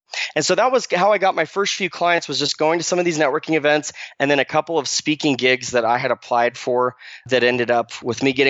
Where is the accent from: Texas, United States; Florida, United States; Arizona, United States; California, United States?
Arizona, United States; moved away as an adult; I grew up in Arizona, graduated from high school in Arizona